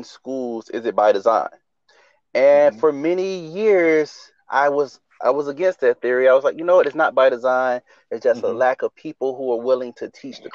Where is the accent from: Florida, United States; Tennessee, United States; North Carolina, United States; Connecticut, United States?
Florida, United States; Riviera Beach; grew up in Riviera Beach, Florida.